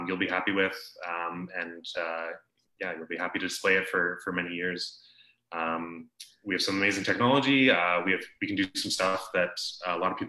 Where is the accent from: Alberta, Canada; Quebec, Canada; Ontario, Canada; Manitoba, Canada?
Alberta, Canada; Calgary; moved away as an adult; now in Okanagan, Canada; I'm from Calgary originally. I moved here 8 or so years ago